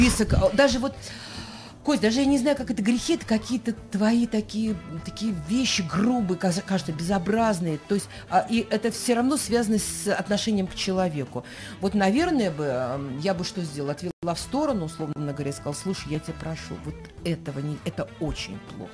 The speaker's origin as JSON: {"language": "Russian", "town": "Chudovo", "region": "Novgorod Oblast", "country": "Russia", "tie": "born or raised there", "moved": "yes", "lives_now": "Saint Petersburg, Russia", "said": "Энергия моя из Чудога Новгородской области, откуда я родом, от мамы и папы"}